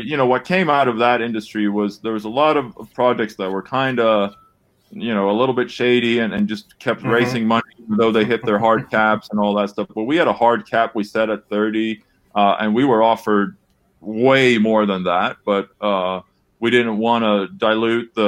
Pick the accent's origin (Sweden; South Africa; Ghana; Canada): Sweden; moved away as an adult; now in Los Angeles, United States; Born and raised in Sweden